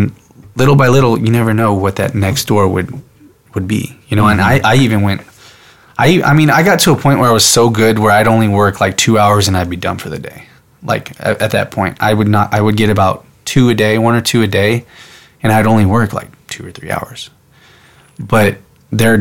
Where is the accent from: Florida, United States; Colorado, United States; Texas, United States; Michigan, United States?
Texas, United States; San Antonio; moved away as an adult; also born or lived in Vancouver, Washington; I'm in Vancouver, Washington, my hometown, San Antonio, Texas